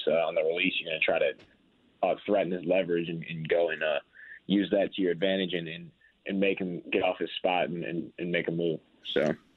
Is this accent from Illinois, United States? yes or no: yes; Chicago, Illinois, United States; now in Indianapolis, United States; I grew up in Chicago